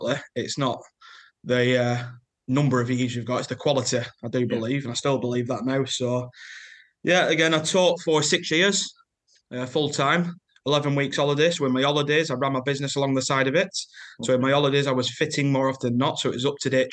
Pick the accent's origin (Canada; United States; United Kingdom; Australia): United Kingdom; Lancashire, North West England; As you can tell from my accent, I'm from Lancashire.